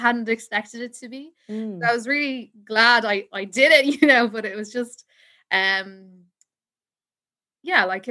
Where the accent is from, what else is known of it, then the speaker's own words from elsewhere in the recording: Ireland; I'm from Ireland